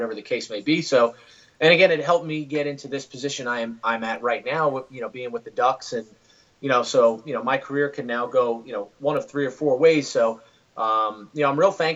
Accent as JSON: {"language": "English", "town": "New York City", "region": "New York", "country": "United States", "tie": "born or raised there", "also_born_or_lived": "Southern Westchester, New York", "moved": "as an adult", "lives_now": "Florida, United States", "said": "so I grew up in the Bronx, went to high school in Southern Westchester, just north of the Bronx."}